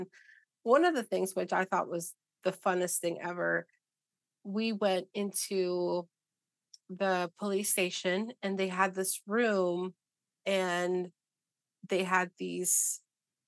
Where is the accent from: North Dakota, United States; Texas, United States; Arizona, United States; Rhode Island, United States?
Arizona, United States; I grew up in Arizona.